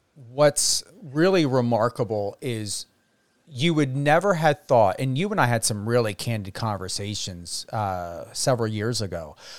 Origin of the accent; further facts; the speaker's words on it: New Jersey, United States; moved away; I was in New Jersey at the time, my home state